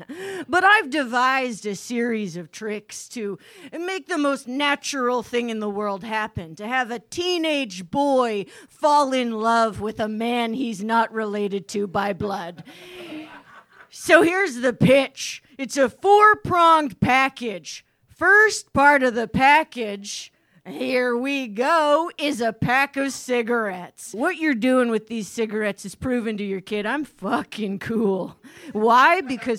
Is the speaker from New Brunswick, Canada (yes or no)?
no; Timmins, Ontario, Canada; All right, well … from Timmins, Ontario, hometown of, say it with me